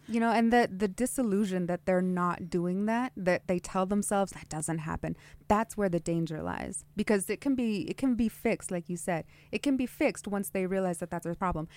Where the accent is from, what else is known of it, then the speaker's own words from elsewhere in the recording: Twin Falls, Idaho, United States; now in Nampa, United States; I grew up in Twin Falls